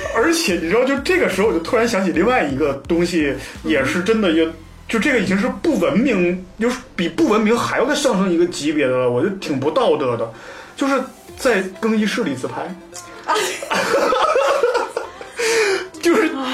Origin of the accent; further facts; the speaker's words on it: Northeast China, China; 我家乡是东北